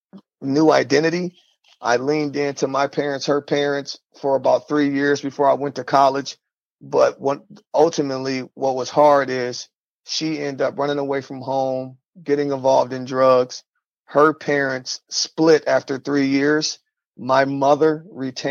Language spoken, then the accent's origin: English; Omaha, Nebraska, United States; now in Sioux Falls, United States; originally from Omaha, Nebraska, North Omaha, Nebraska. Growing up in North Omaha, there was drugs